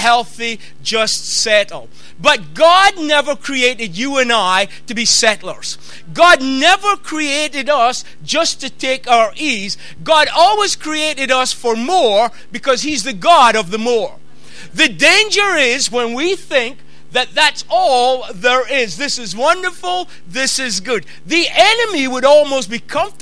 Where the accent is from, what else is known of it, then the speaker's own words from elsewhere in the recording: Peterhead, Scotland, United Kingdom; I'm from the Northeast. I'm Peterhead boy.